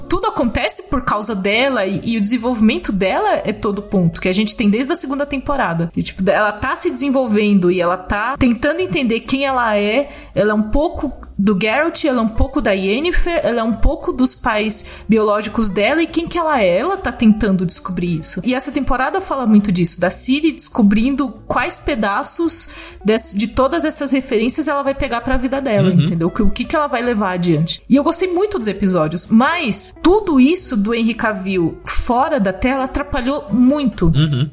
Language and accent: Portuguese; Cajamar, São Paulo, Brazil; não tem nada na minha terra, assim, eu gosto muito de Cajamar, mas nada acontece